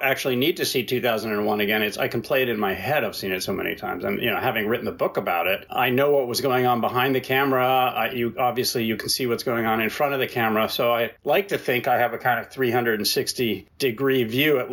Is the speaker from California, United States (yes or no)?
no; New York, United States; moved away as an adult; now in Canada; I'm from New York